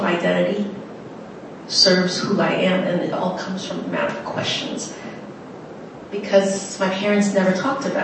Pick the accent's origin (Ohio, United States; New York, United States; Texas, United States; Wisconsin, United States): New York, United States; New York City; also born or lived in Thailand; growing up in the Bronx, I didn't identify, I definitely don't identify as Asian American. I said this earlier, I identify as a Cambodian from the Bronx, a Khmer New Yorker